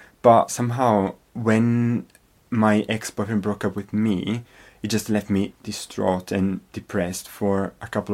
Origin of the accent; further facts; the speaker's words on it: Verona, Veneto, Italy; English is a second language; moved away as an adult; also born or lived in Scotland / Manchester; now in United Kingdom; I come from Verona